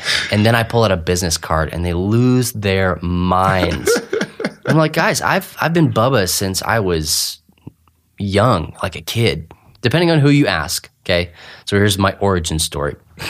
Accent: Clovis, New Mexico, United States; So it's we're in Eastern New Mexico right now, and this is where I grew up. I grew up in Clovis, New Mexico, and we are a literal stone's throw away from Texas.

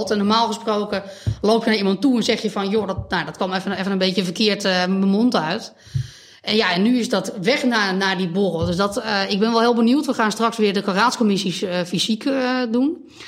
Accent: Beverwijk, North Holland, Netherlands; Ik ben opgegroeid eh, aan, de, eh, aan de oever. Oké. en hm. later aan de Munnikenweg. Dus eigenlijk altijd een beetje die kant van, van Beverwijk. Daar ben ik nu ook weer terug. Ik woon nu op, de Vennelaan.

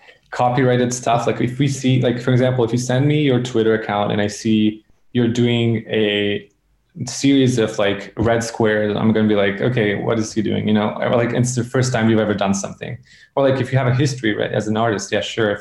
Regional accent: Serbia; I come from Serbia

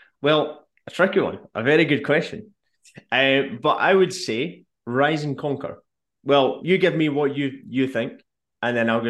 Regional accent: Tobermory, Scotland, United Kingdom; I am originally from Ballamory. So, if you've ever seen the kids' TV program Ballamory, that's where I'm from.

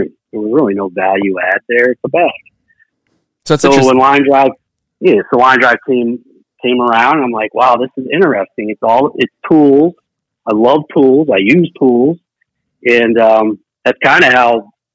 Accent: Washington, District of Columbia, United States; moved away as an adult; now in Minnesota, United States; I'm from Washington, D.C. originally, and then I came to Minnesota and went to college

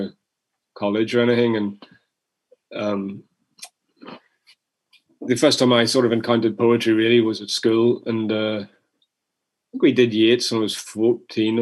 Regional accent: Tyrone, Northern Ireland, United Kingdom; now in United States; growing up in Tyrone

